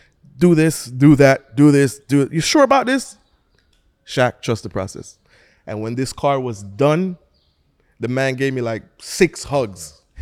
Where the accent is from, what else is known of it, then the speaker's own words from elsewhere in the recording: Jamaica; We're from Jamaica.